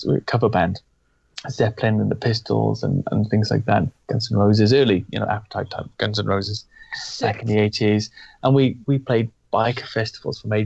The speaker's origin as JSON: {"language": "English", "region": "Wales", "country": "United Kingdom", "tie": "born or raised there", "moved": "yes", "lives_now": "England, United Kingdom", "said": "being from an Irish and English background and growing up in Wales"}